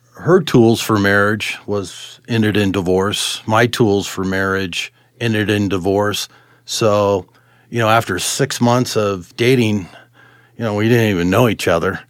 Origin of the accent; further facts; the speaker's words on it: Arvada, Colorado, United States; also born or lived in California; We, uh, we moved here in nineteen seventy-two. I was ten. We, we settled in Arvada and, um, went to Arvada High School